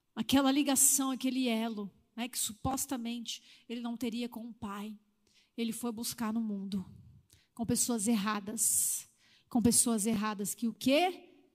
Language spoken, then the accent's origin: Portuguese; Northeast Region, Brazil; da onde eu fui criada, a cultura do Nordeste, né? era assim mesmo